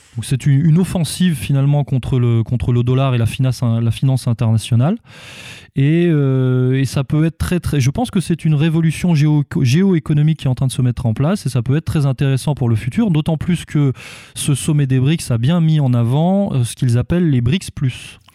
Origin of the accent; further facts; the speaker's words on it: France; nous, en tant que, en tant que Français